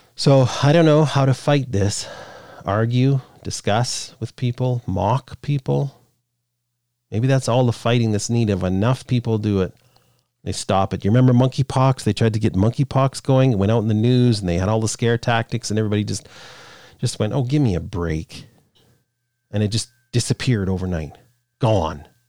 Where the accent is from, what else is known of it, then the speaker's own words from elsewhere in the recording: Canada; I'm Canadian